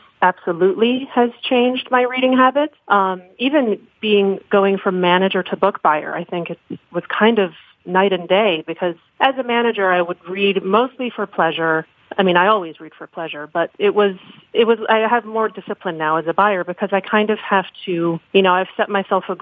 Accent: New York City, New York, United States; moved away as an adult; now in Miami, United States; I grew up in New York City

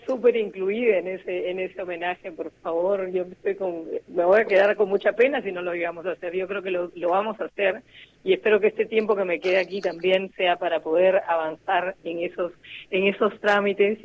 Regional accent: Peru; Somos las voces peruanas

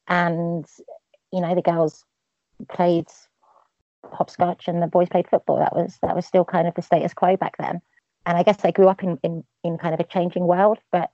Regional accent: East of England, United Kingdom; also born or lived in Milton Keynes; I moved around quite a lot. But I grew up mainly about an hour north of central London. Just outside the big M25 ring road that goes out. So it's kind of more country, kind of small town kind of thing.

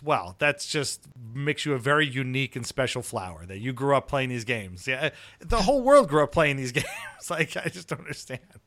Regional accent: New York City, New York, United States; I grew up on Staten Island

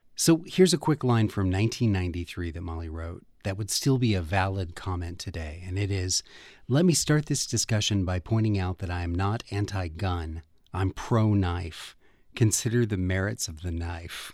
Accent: Texas, United States; my home state of Texas

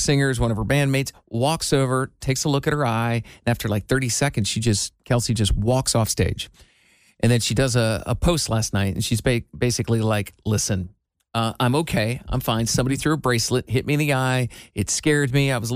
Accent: Iowa, United States; I grew up in Iowa, and I have an identical twin brother.

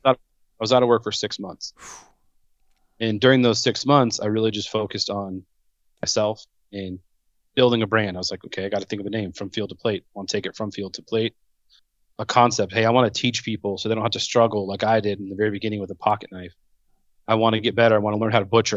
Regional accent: Southern California, United States; born and raised in Southern California

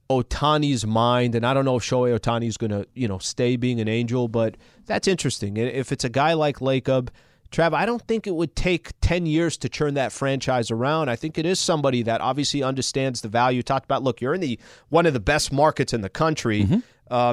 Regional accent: Anaheim, California, United States; I grew up in Anaheim. It's a little bit of an attraction for me.

